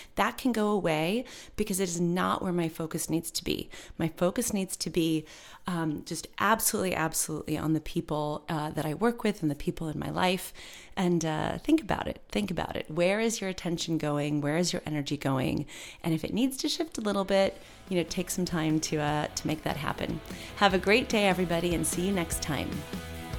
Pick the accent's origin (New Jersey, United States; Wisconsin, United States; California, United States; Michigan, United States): Michigan, United States; moved away as an adult; also born or lived in New York; I moved from Michigan to go to N Y U and I attended college